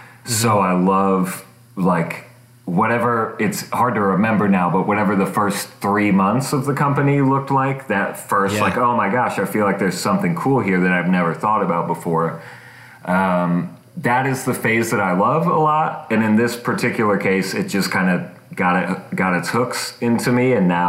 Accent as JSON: {"language": "English", "town": "Bluffton", "region": "Indiana", "country": "United States", "tie": "born or raised there", "also_born_or_lived": "Anderson, Indiana", "said": "I live in Indianapolis, Indiana. I was born in Bluffton, Indiana, which is like a small farming town. Just imagine small Midwest town. And then I lived for a while in Anderson, Indiana. And then I have since moved to Indy."}